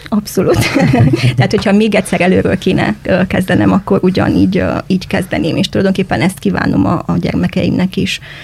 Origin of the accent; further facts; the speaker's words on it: Cluj-Napoca, Cluj County, Romania; moved away as an adult; also born or lived in Dombegyháza, Hungary; now in Arad, Romania; az a Kolozsvár, ahol én felnőttem